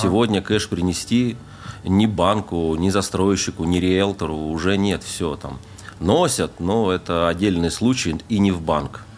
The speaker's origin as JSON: {"language": "Russian", "town": "Temirtau", "region": "Karaganda Region", "country": "Kazakhstan", "tie": "born or raised there", "also_born_or_lived": "Voronezh, Russia", "moved": "as an adult", "lives_now": "Dubai, United Arab Emirates", "said": "Родился я под Воронежем, а с годика и до 30 лет я жил в городе Тимиртау, это Казахстан."}